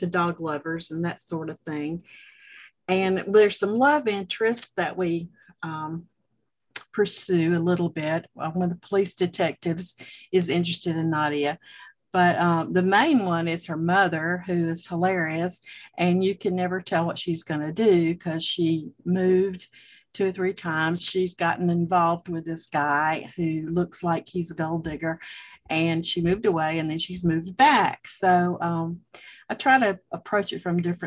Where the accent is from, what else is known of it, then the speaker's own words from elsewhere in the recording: the South, United States; moved away as an adult; now in Georgia, United States; I was born and raised in the South